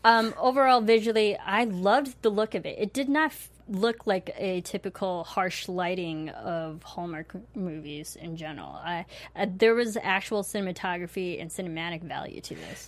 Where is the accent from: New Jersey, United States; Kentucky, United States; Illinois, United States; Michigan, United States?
Illinois, United States; as a fellow Illinois person native to you. I'm not from Chicago, but I feel like I am. I practically grew up there.